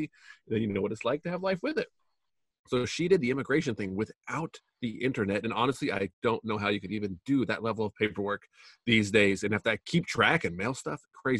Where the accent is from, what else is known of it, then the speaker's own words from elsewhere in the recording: Canada; now in United States; I'm originally from Canada. I moved to the United States. I did the legal immigration thing, which is super hard to do, I found out.